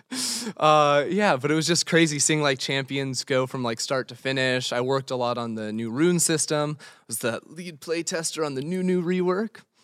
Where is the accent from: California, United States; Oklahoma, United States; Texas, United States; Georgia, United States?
California, United States; Los Angeles; I'm originally from Los Angeles.